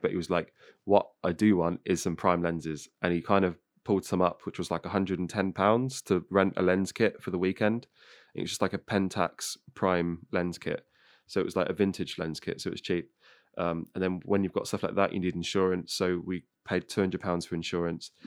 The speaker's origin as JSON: {"language": "English", "area": "Northamptonshire", "region": "East Midlands", "country": "United Kingdom", "said": "I'm like from Northamptonshire"}